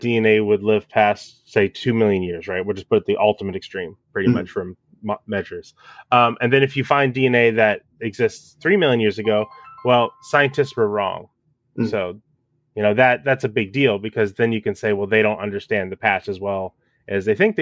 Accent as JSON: {"language": "English", "country": "United States", "said": "I'm an American."}